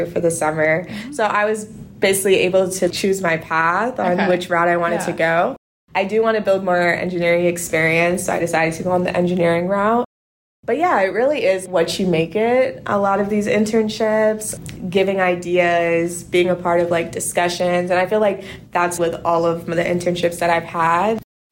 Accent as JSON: {"language": "English", "region": "Florida", "country": "United States", "tie": "born or raised there", "said": "I'm from Florida, so I always grew up like around Disney"}